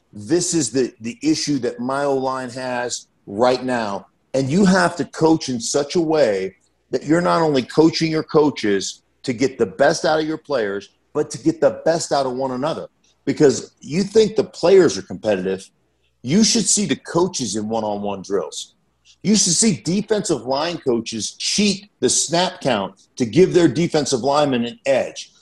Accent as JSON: {"language": "English", "town": "Anchorage", "region": "Alaska", "country": "United States", "tie": "born or raised there", "moved": "yes", "said": "I grew up in Anchorage, Alaska"}